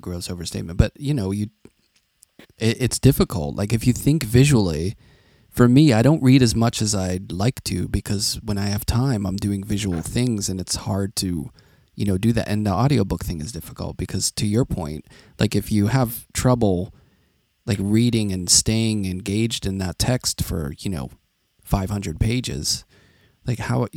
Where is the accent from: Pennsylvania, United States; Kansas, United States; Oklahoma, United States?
Pennsylvania, United States; Carnegie; I grew up in Carnegie. That's how we say it. We don't say Carnegie. Carnegie, which is just outside of Pittsburgh